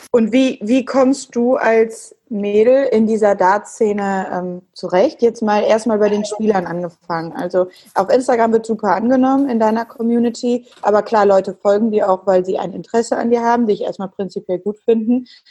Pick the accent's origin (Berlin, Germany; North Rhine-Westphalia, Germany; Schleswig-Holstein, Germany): North Rhine-Westphalia, Germany; Cologne; Ich als Kölnerin